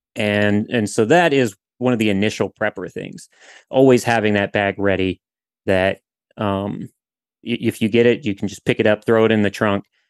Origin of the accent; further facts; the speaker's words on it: southern Louisiana, United States; I'm from Louisiana, from southern Louisiana